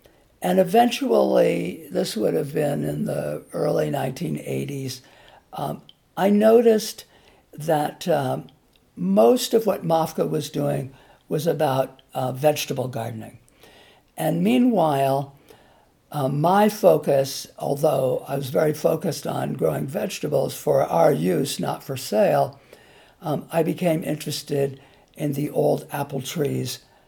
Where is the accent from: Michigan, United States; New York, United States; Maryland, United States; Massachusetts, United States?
Massachusetts, United States; also born or lived in California; Well, I grew up partly in Massachusetts and partly in California.